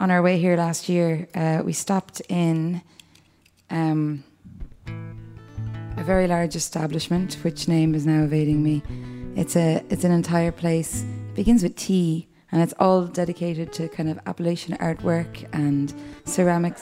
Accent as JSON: {"language": "English", "country": "Ireland", "said": "I'm Irish"}